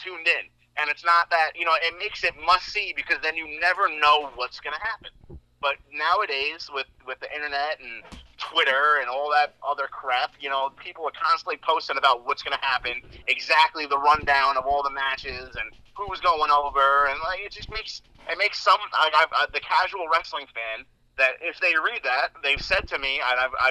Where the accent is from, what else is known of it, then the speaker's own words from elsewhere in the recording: Islip, New York, United States; my hometown of Islip, New York